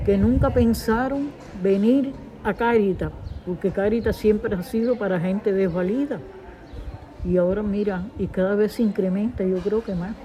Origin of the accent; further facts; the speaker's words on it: Cuba; moved away as an adult; now in Spain; salí de Cuba por el comunismo asqueroso que tenemos allá hace 60 años